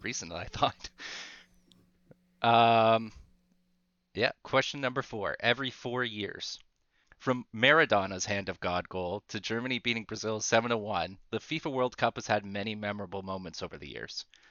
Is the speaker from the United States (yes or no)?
no; Canada; as a Canadian